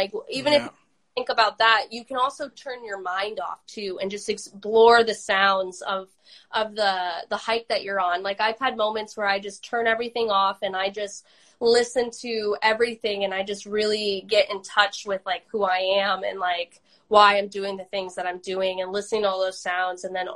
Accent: Oregon, United States; growing up in Oregon

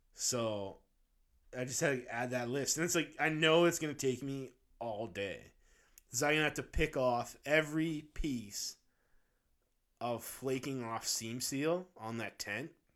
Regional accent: Abbotsford, British Columbia, Canada; Abbotsford's, like, my hometown.

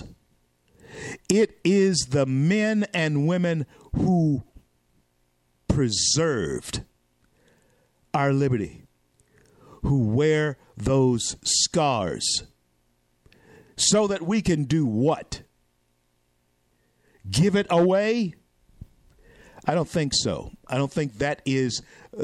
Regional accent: Shreveport, Louisiana, United States; where I am right now in my hometown of Shreveport, Louisiana

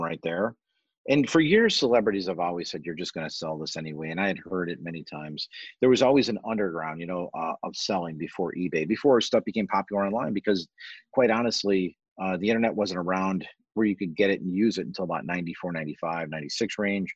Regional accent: Orland Park, Illinois, United States; I grew up in Orland Park

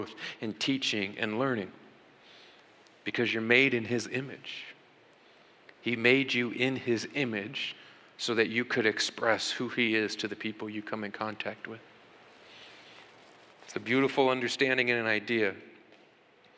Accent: United States; here in America, we beg God as American Christians all the time

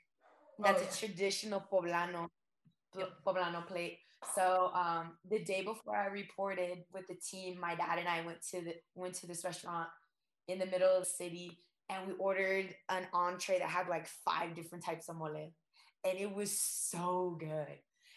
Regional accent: Downey, California, United States; moved away as an adult; also born or lived in Whittier, California / Seattle, Washington; now in Puebla, Mexico; I was actually born in Whittier, but ever since I was, I think, 3 or 4, I've lived in Downey.

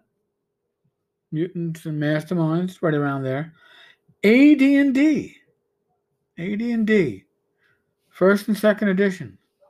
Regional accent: New York, United States; I'm a New Yorker

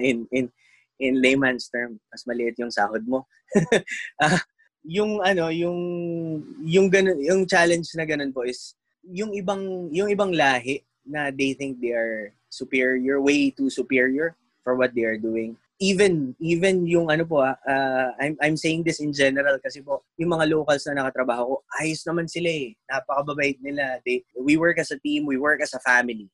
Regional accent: Philippines; moved away as an adult; now in Saudi Arabia; bilang isang Pilipino

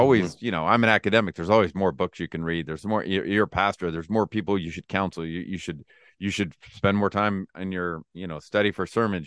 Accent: Lodi, California, United States; I was born and raised in Lodi, California

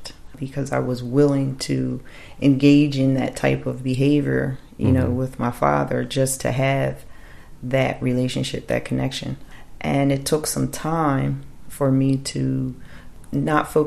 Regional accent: Woodbury, New Jersey, United States; I was raised in South Jersey, Washington Township / Woodbury area most of my life

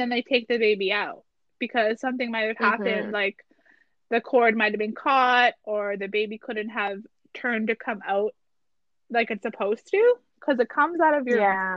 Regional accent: Garden River, Ontario, Canada; also born or lived in Sault Ste. Marie, Ontario; I moved from Sault Ste. Marie to Ottawa, or like from to Garden River.

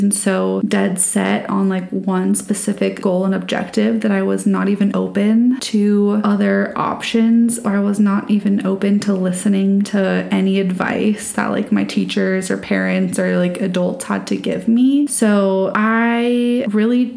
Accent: Colorado, United States; I grew up in Colorado

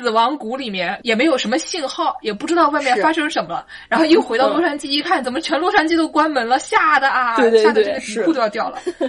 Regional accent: Nanjing, Jiangsu, China; accent: Nanjing dialect; moved away as an adult; now in United States; 我们南京话就可以出来了

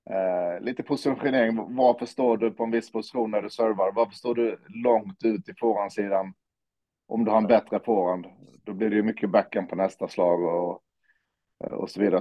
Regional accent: Olofström, Blekinge, Sweden; jag växte upp i Olofström

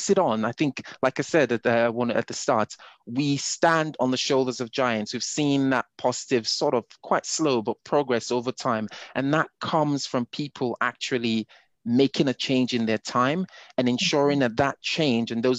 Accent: Nigeria; moved away as an adult; I grew up in Nigeria. I did not move to Europe till I was in my 20s. So my identity is Nigerian to the very core

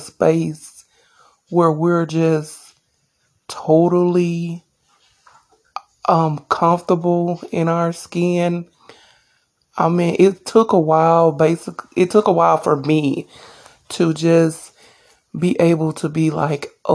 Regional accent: Alabama, United States; also born or lived in Dothan, Alabama; I'm from Alabama.

